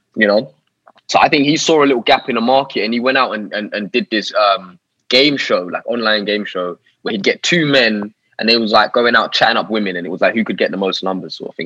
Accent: Harrow, London, United Kingdom; So I grew up in northwest London, a little town in northwest London called Harrow

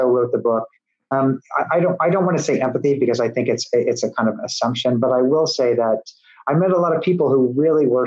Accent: Midwest, United States; now in Tennessee, United States; I'm a Midwesterner

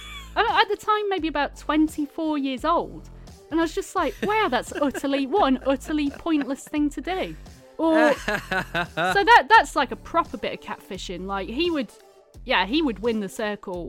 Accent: Cleethorpes, Yorkshire and the Humber, United Kingdom; I'm from Cleethorpes, like from near there.

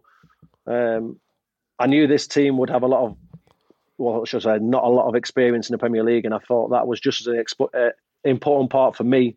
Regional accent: Manchester, North West England, United Kingdom; moved away as an adult; also born or lived in Sheffield / Liverpool; as much as I'm from Manchester, I'm not a Sheffield lad.

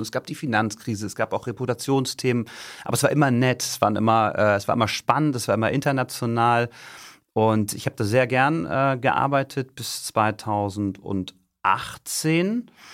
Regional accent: Stade, Lower Saxony, Germany; moved away as an adult; ich bin in Niedersachsen äh, groß geworden, südlich von Hamburg, in Stade

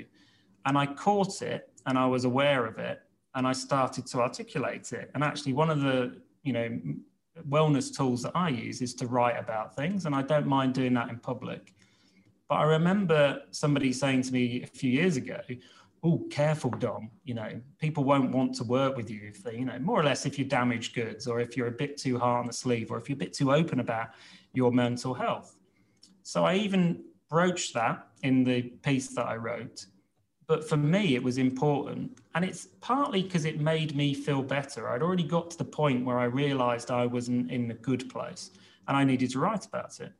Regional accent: Reading, South East England, United Kingdom; I was brought up in Reading

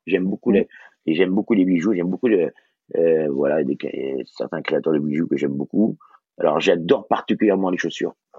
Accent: Brittany, France; je suis breton

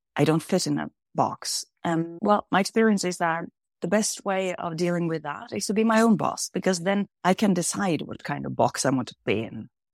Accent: Kvam, Innlandet, Norway; I grew up in a very small village called Kvam in between the mountains in the middle of Norway.

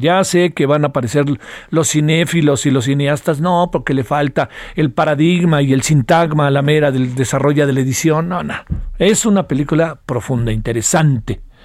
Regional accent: Mexico

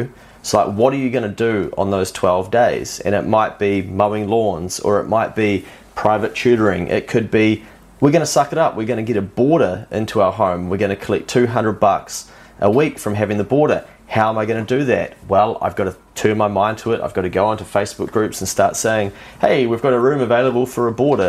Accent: New Zealand; I'm a New Zealander

